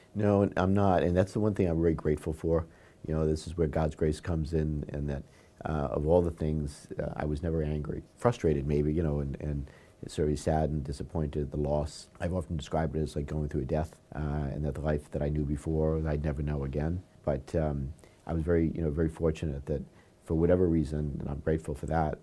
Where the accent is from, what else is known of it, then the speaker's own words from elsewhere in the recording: Warwick, Rhode Island, United States; here in, in my hometown of Warwick